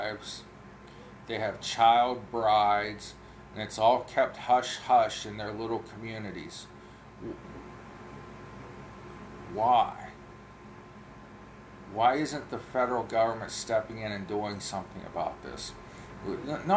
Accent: Ohio, United States; I know I talk funny, I'm from Ohio

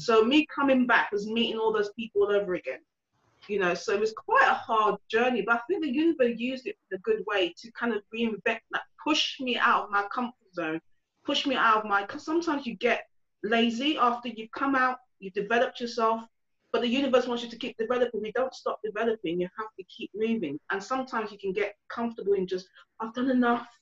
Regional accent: London, United Kingdom; moved away; also born or lived in Essex / north of England; I grew up in Hackney, so where there's a lot of people looked like me

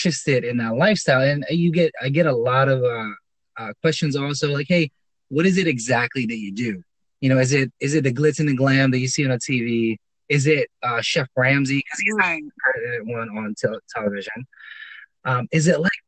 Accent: Philippines; moved away; I'm Filipino. I was born and raised there

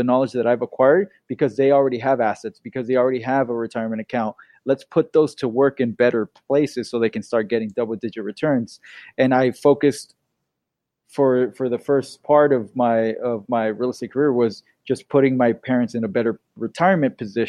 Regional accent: Bay Area, Northern California, United States; also born or lived in Irvine, California; Born and raised in the Bay Area in Northern California

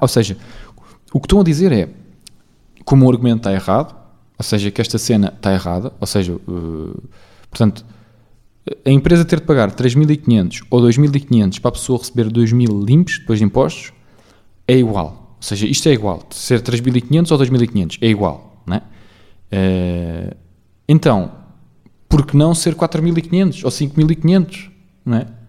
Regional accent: Portugal; eu também cresci em Portugal, porque eu. Uh, pá, penso em português, falo português, sou português

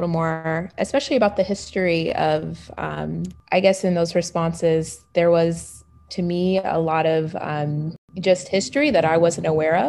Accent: the South, United States; moved away; especially because I'm a Southerner.

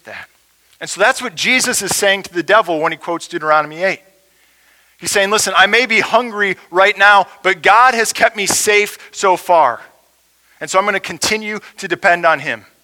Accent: United States; as American Christians

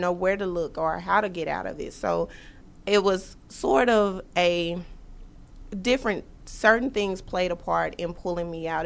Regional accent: Dallas, Texas, United States; I'm originally from Dallas

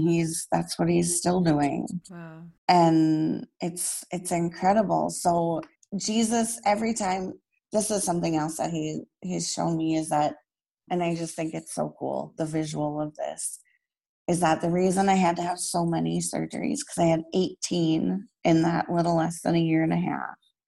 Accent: Minnesota, United States; And in my hometown church here in Minnesota, they had a healing mass for me.

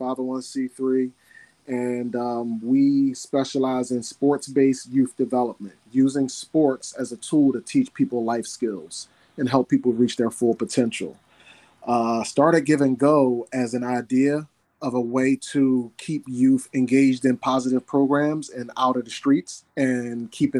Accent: Philadelphia, Pennsylvania, United States; born and raised in North Philly, from 29th and Master. Go Brewerytown. So I'm a native of Brewerytown, born and raised

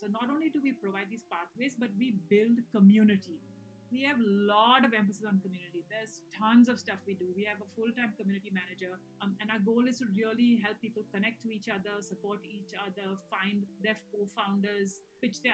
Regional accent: India; moved away; also born or lived in Hawaii / United Kingdom; I'm originally from India

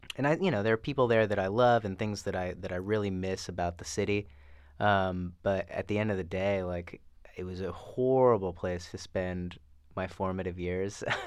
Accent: Fresno, California, United States; moved away as an adult; also born or lived in Los Angeles; Fresno, my hometown

